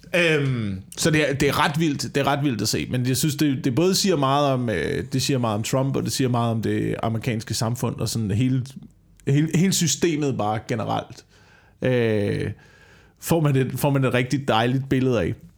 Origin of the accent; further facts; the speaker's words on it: Slagelse, Zealand, Denmark; der hvor jeg voksede op i Slagelse